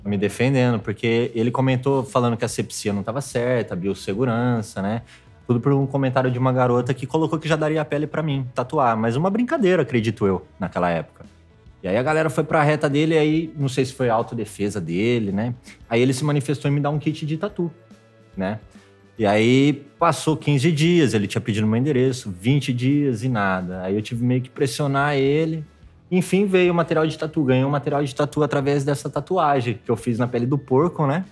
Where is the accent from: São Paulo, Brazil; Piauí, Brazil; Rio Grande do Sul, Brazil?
São Paulo, Brazil; Itirapina, interior of; moved away as an adult; also born or lived in Piracicaba; now in Rio de Janeiro, Brazil; Sou do interior né? de São Paulo, bem interior, né? É, antes de vir para o Rio, eu estava morando em Piracicaba, mas eu ainda sou um pouquinho mais